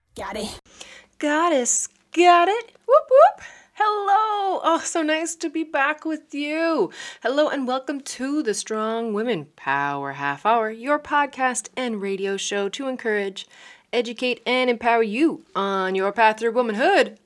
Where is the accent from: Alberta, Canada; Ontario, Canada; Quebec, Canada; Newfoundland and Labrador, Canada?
Newfoundland and Labrador, Canada; moved away as an adult; now in Netherlands; a Newfoundlander and Canadian living in the Netherlands